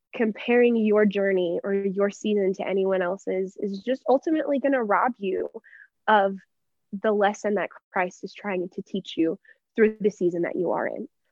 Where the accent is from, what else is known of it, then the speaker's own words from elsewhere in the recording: Texas, United States; moved away as an adult; now in Denver, United States; I'm from Texas, but I grew up in the exact same town my entire life